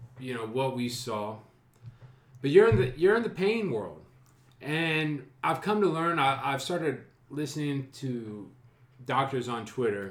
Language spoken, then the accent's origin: English; Marion, Ohio, United States; growing up in Marion